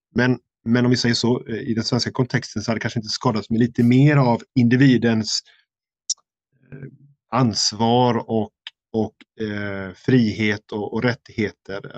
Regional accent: Sweden; moved away; hemma i Sverige

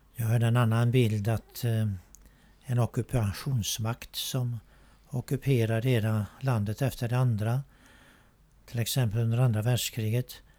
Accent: Sweden; när vi föddes här i Sverige

